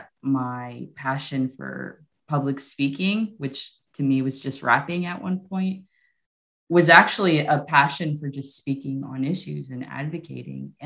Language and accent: English; Houston, Texas, United States; also born or lived in San Antonio, Texas / Lubbock, Texas; So I'm originally from Houston, Texas. Well, I was born in San Antonio, but raised since the age of like 3 months old in Houston.